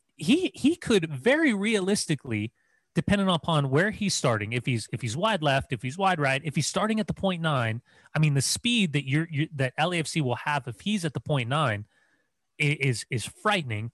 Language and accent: English; Upland, California, United States; moved away; I'm from Upland